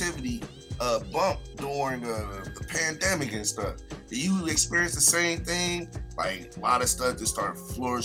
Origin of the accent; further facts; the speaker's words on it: Youngstown, Ohio, United States; I'm from Youngstown